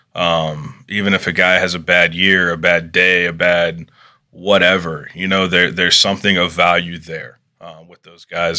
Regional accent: Charlotte, North Carolina, United States; growing up in the Charlotte area, baseball is a very strong tradition

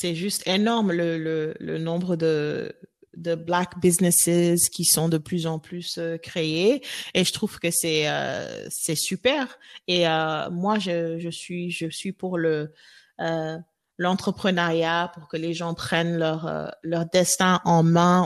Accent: Senegal; moved away as an adult; now in Austin, United States; les femmes euh, sénégalaise, parce que bah, voilà, c'est là où j'ai grandi

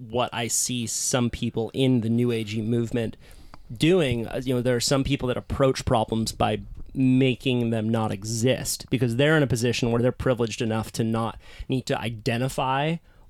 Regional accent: Santa Cruz, California, United States; I was also born into a hippie little surf town called Santa Cruz.

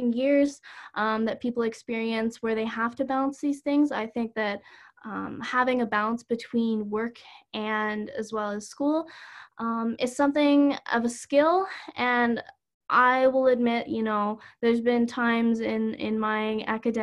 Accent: Calgary, Alberta, Canada; I'm from Calgary.

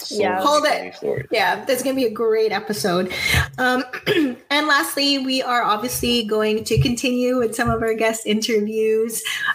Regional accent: Philippines; You can call us out being a Filipino stereotype.

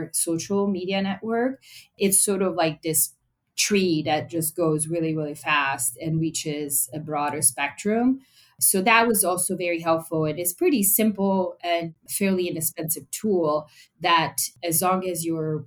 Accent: Italy; moved away; I'm European. Yeah. I come from Italy

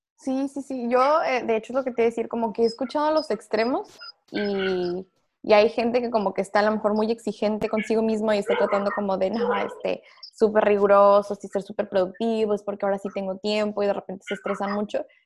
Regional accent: Tijuana, Baja California, Mexico; nosotros somos de Tijuana, acá es como que, ay, paseo de la escuela, ir a Disney

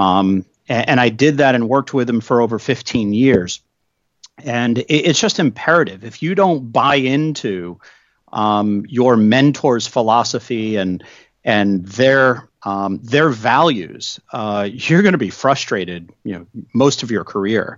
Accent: New England, United States; now in Washington, D.C., United States; I grew up in New England

